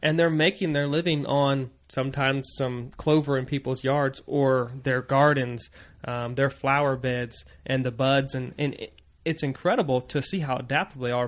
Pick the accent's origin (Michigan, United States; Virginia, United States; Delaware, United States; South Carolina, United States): Virginia, United States; moved away as an adult; also born or lived in Maryland; growing up in Virginia